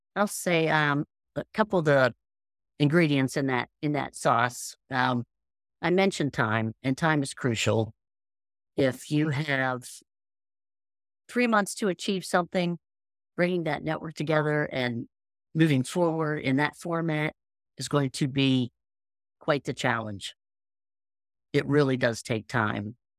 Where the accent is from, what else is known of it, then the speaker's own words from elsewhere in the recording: Appalachia, United States; I'm from Appalachia.